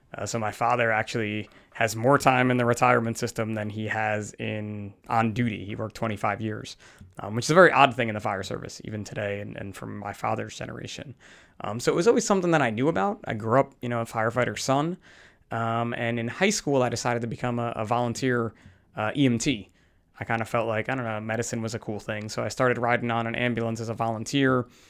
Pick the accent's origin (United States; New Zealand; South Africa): United States; New Jersey; typical guy from New Jersey